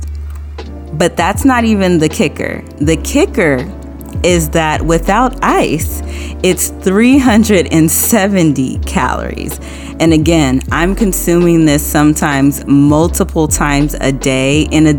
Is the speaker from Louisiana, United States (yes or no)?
yes; New Orleans, Louisiana, United States; moved away; I am from New Orleans, and I moved out of state when I was younger